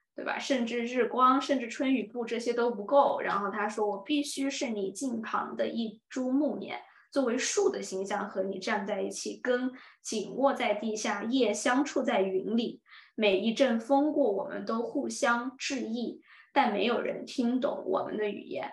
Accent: Dali, Yunnan, China; moved away as an adult; 我是云南大理人嘛，就是很美丽、很文艺那种 style 出来的

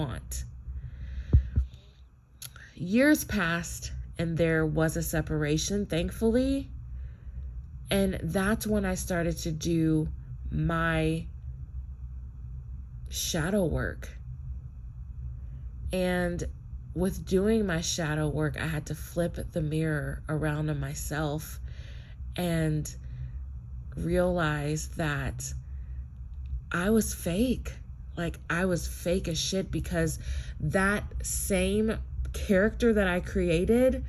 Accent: United States; I am a Black American, and I'm Native American

